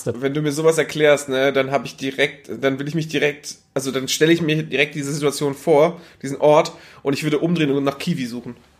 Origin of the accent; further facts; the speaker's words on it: Northern Germany, Germany; moved away; ich war aus dem Norden